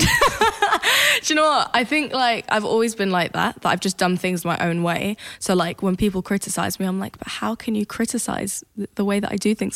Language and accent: English; Sweden; accent: British; I grew up in Sweden, obviously.